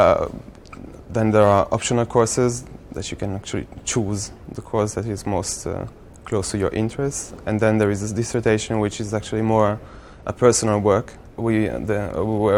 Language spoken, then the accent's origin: English; Italy; now in London, United Kingdom; I come from Italy